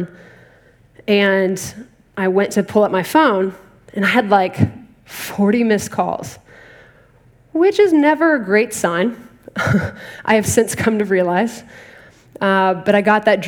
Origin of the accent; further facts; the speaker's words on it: Dallas, Texas, United States; moved away; I'm originally from Dallas, Texas